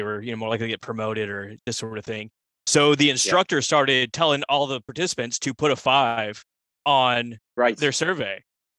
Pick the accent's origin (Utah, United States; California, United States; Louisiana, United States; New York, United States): Louisiana, United States; We're from Louisiana.